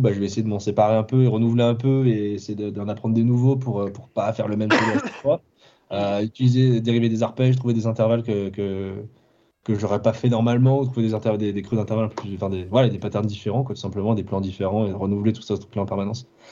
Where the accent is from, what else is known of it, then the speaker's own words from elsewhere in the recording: Ville-d'Avray, Île-de-France, France; also born or lived in Clamart; je, suis né à Clamart et j'ai grandi à Ville d'Avray, donc. Euh, enfin, c'est, c'est entre Sèvres et Versailles